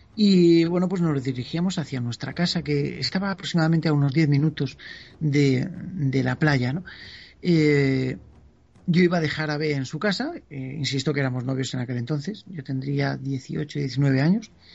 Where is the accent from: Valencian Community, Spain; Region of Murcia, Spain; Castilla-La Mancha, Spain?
Valencian Community, Spain; San Vicente del Raspeig; mi pueblo, que era San Vicente del Raspet